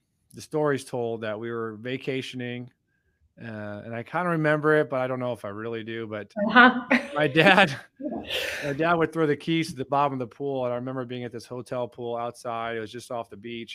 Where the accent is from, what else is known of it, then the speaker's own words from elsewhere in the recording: Hamburg, New York, United States; now in Carmel, United States; I grew up in Buffalo, New York, actually called Hamburg